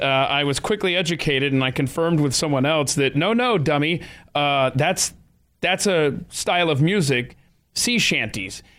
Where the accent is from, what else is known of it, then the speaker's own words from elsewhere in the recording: Atlanta, Georgia, United States; I grew up in Atlanta, Georgia.